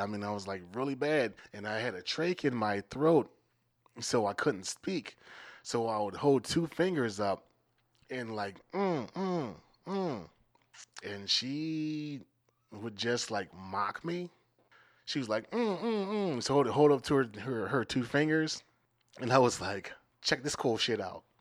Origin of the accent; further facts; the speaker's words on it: Maryland, United States; now in Minneapolis, United States; I'm from Maryland